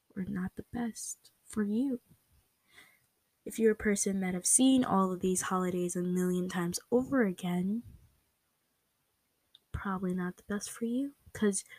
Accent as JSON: {"language": "English", "country": "United States", "said": "For me, I live in America. I'm American"}